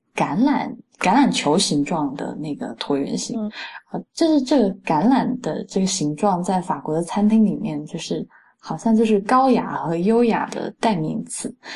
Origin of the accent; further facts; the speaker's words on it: Fujian, China; 我是福建人